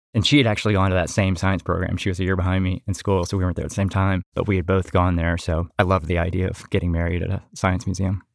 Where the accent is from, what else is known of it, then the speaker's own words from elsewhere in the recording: Atlanta, Georgia, United States; also born or lived in Connecticut; I'm originally from Atlanta